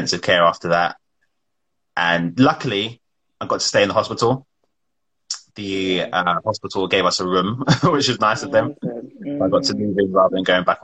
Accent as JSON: {"language": "English", "region": "London", "country": "United Kingdom", "tie": "born or raised there", "also_born_or_lived": "Wembley / Acton / Roehampton", "said": "I was born in Wembley. We lived there for my early part of my life. And then we moved to an area called Sudbury, which is in between Ealing and Greenford. So I lived there, went to school in Acton"}